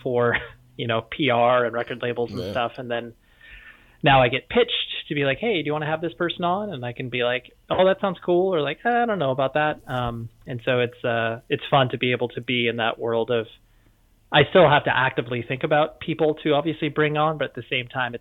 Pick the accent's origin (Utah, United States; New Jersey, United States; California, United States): California, United States; Orange County, Southern; also born or lived in Las Vegas, Nevada; I've just always like Southern California, in particular the Orange County area. That's where I've cut my teeth and that's where I still live